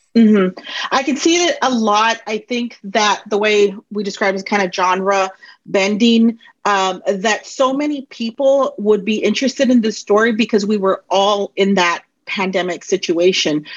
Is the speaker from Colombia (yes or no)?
yes; Colombia; I'm um, from Colombia